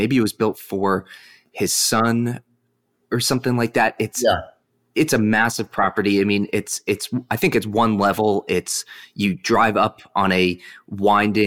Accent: Arizona, United States; we grew up in Arizona. That's where I'm based.

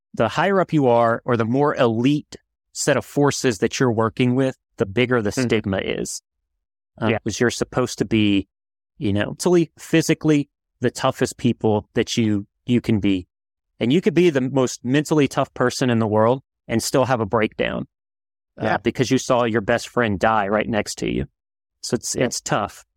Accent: New Orleans, Louisiana, United States; I'm from New Orleans

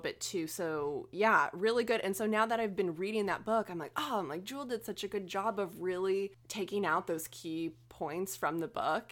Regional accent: Oklahoma, United States; our experiences growing up in Oklahoma

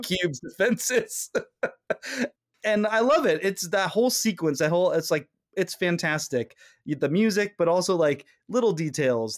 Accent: California, United States; we're both from California

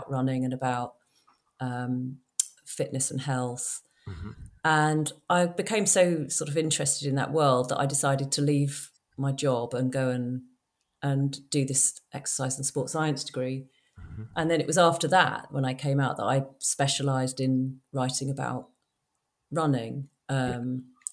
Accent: London, United Kingdom; I grew up in London

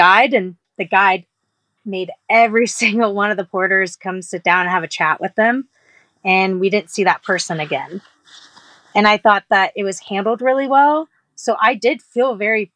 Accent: Texas, United States; I come from I'm from Texas

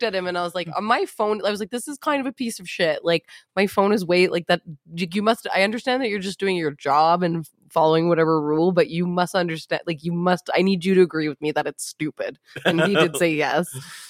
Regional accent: Edmonton, Alberta, Canada; because it's Edmonton in my hometown

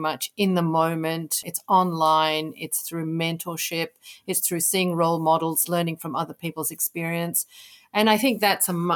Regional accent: Kenya; I grew up in Kenya

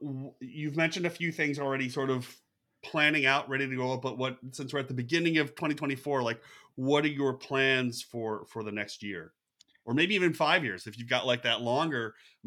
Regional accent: Western New York, United States; now in Northern Virginia, United States; I grew up in Western New York

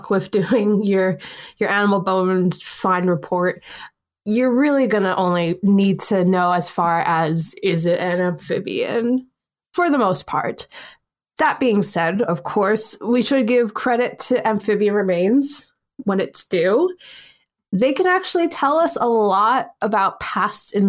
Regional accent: United States; now in United Kingdom; as someone who has worked in the school system here, and obviously I'm from America

